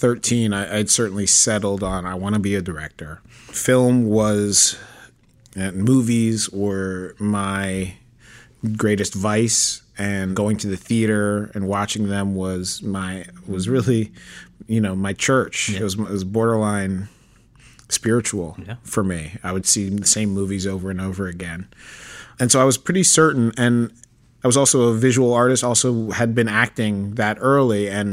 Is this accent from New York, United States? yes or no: yes; New York City, New York, United States; I was born in Manhattan, Upper West Side.